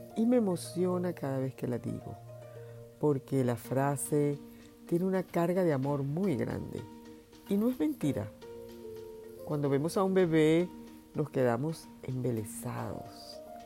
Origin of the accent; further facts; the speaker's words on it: Venezuela; en Venezuela, donde yo nací